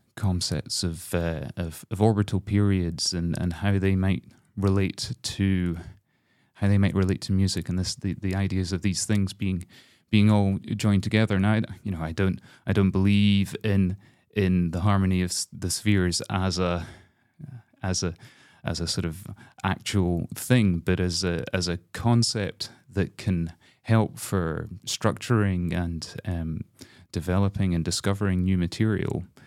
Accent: Glasgow, Scotland, United Kingdom; as a Scot

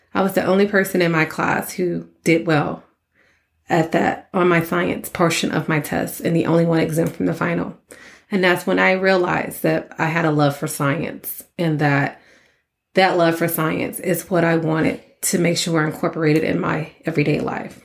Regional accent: Port Arthur, Texas, United States; I'm a girl from Port Arthur, Texas

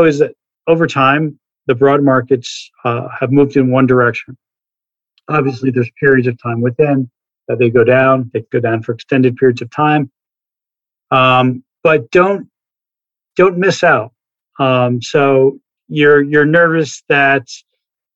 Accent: New Jersey, United States; I grew up in New Jersey

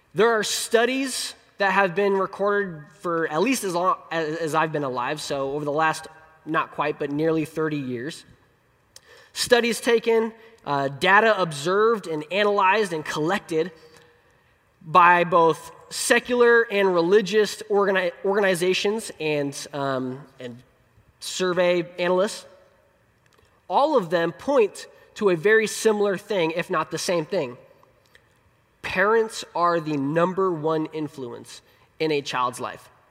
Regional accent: Colorado, United States; moved away; I, I was born in Colorado, and so that's my favorite place. Um, our family joke is that Colorado's the promised land, and we have been wandering in the wilderness ever since 2000.

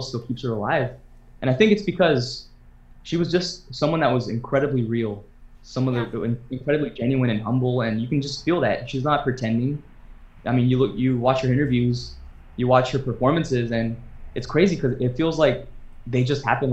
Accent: Vacaville, California, United States; I'm the boy from Vacaville

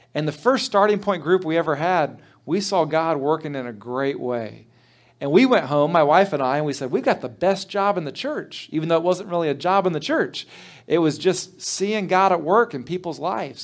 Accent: Trotwood, Ohio, United States; I grew up in Trotwood Church of the Brethren

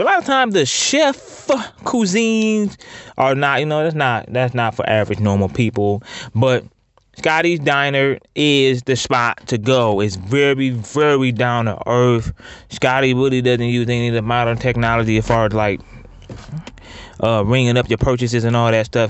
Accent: Ohio, United States; I'm from Ohio

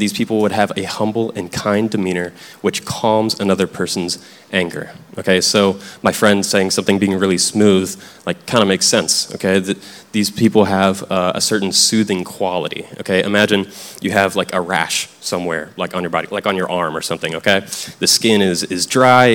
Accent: Tennessee, United States; I grew up in Tennessee, and this is something I heard growing up

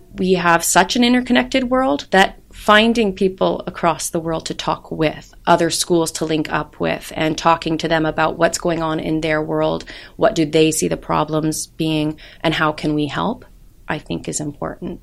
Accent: United States; I'm American

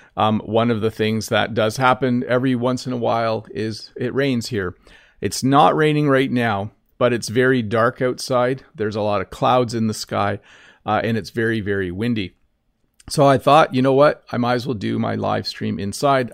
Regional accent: Canada

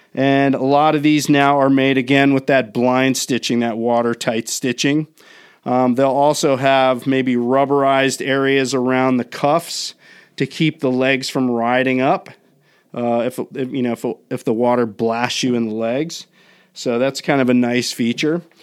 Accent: Maryland, United States; now in Southern California, United States; where I grew up in the Northeast, In Maryland

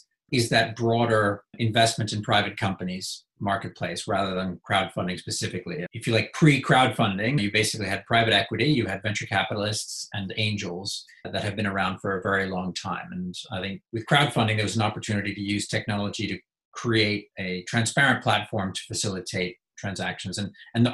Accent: United States; moved away; also born or lived in United Kingdom; You can tell from my accent, I'm from the US.

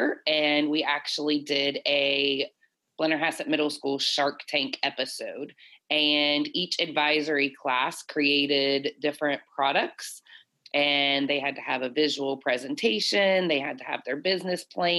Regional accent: Calhoun County, West Virginia, United States; moved away as an adult; also born or lived in Illinois; my first principal's position being in my hometown

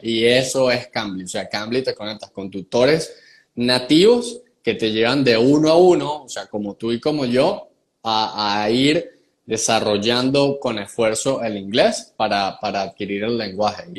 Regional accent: San Cristóbal, Táchira, Venezuela; accent: gocho mixto; moved away as an adult; also born or lived in Barquisimeto, Venezuela / Margarita Island, Venezuela / Medellín, Colombia; now in United States; Yo soy un gocho mixto. Eh, nací en San Cristóbal

